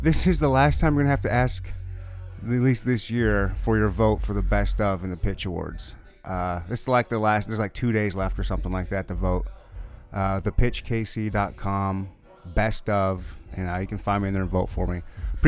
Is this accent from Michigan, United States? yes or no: yes; Michigan, United States; And we would have, and I grew up in Michigan, and we would have family reunions every summer